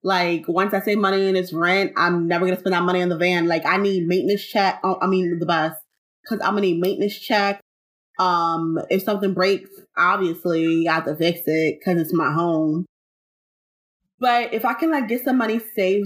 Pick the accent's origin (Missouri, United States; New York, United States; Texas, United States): New York, United States; I was born and raised in New York